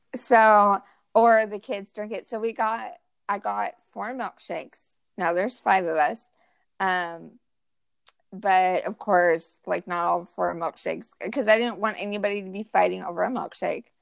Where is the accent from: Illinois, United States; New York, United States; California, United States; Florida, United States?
California, United States; also born or lived in Utah / Austin, Texas; now in Houston area, Texas, United States; we're both from California, my husband and I, and we grew up with In and Out Burger